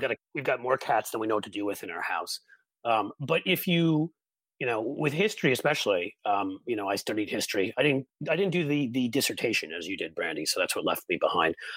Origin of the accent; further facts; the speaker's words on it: East Coast, United States; moved away as an adult; now in Cincinnati, United States; I grew up on the East Coast